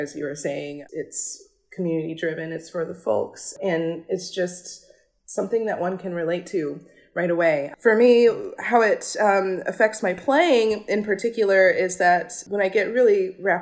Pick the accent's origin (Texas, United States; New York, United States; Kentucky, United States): Kentucky, United States; rural; I grew up in Kentucky, rural Kentucky